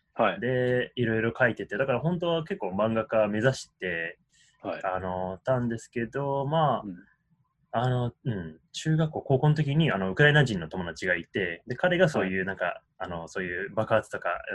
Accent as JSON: {"language": "Japanese", "town": "Washington", "region": "District of Columbia", "country": "United States", "tie": "born or raised there", "also_born_or_lived": "Tokyo, Japan", "said": "東京で生まれて、で、10歳の頃から、うん、えー、DC"}